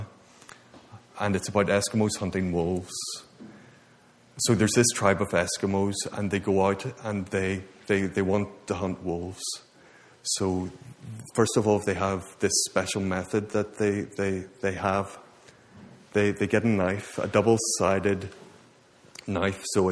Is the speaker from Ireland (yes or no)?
yes; Ireland; moved away; I'm from Ireland